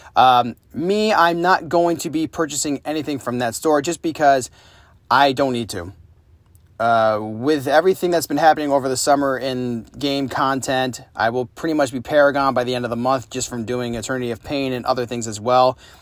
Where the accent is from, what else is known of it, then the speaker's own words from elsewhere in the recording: upstate New York, United States; moved away; my hometown